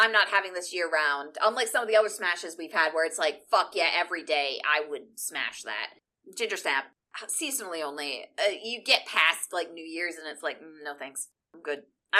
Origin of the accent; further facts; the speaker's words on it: Chicago, Illinois, United States; I'm from Illinois. I'm from Chicago. It's all ahs.